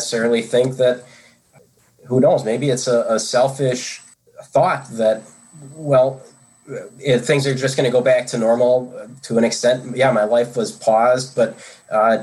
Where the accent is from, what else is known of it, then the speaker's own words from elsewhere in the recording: United States; as an American, in terms of in this country where we operated very individualistic